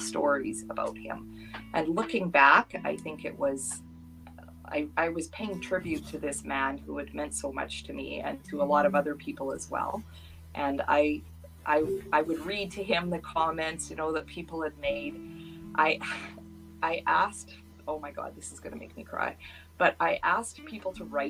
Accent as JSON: {"language": "English", "town": "Duchess", "region": "Alberta", "country": "Canada", "tie": "born or raised there", "also_born_or_lived": "British Columbia", "moved": "as an adult", "said": "I grew up here in Dutchess. I left and moved to BC and raised my children there. And in 2014, I came back to Dutchess"}